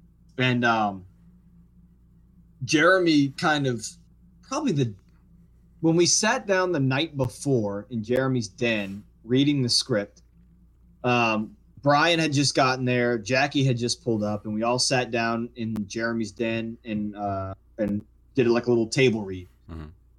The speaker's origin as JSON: {"language": "English", "town": "Metairie", "region": "Louisiana", "country": "United States", "tie": "born or raised there", "said": "I'm like, oh, no, I'm from here. I grew up over in Metairie on Dumaine Street."}